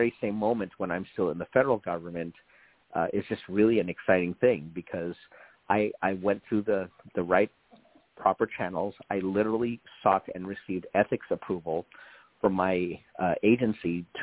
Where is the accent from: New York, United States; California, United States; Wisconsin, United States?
California, United States; West Covina; also born or lived in Washington, D.C.; I grew up here in West Covina, I've been here since 1974 with a break in D.C. for a little while